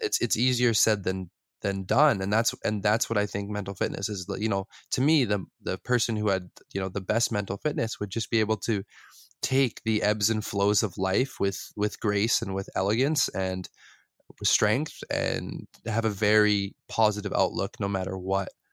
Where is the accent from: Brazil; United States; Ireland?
United States; West Coast; I grew up in the West Coast, so mountains, beaches, oceans